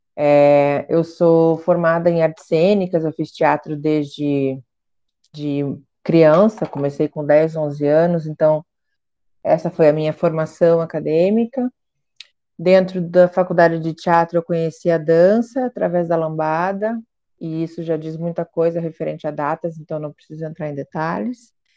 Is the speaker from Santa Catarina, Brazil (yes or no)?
no; Curitiba, Paraná, Brazil; sou de Curitiba